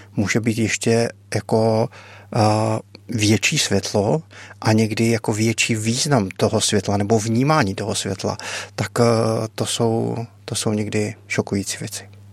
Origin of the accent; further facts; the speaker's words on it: Czechia; jsem humanitární pracovník z Česka